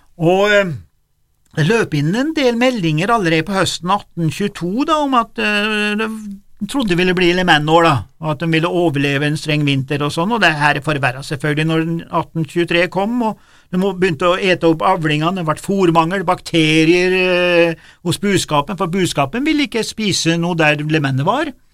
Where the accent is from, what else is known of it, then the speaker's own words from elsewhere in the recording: Innlandet, Norway; Jeg vokste opp på Dorrefjell